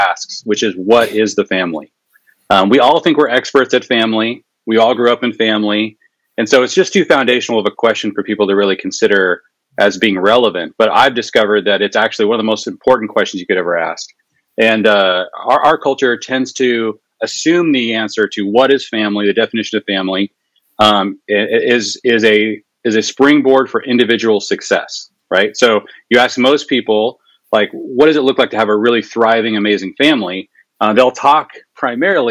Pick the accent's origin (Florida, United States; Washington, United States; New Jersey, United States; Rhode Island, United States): Washington, United States; Seattle; also born or lived in Jerusalem; now in Fort Thomas, United States; I grew up in Seattle, but we've been living here for a while now.